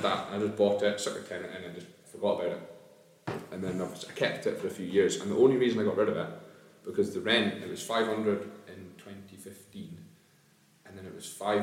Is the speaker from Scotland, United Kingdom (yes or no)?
yes; near Stonehaven, Scotland, United Kingdom; moved away as an adult; now in Dunfermline, United Kingdom; I didn't grow up in Dunfermline, I grew up near Stonehaven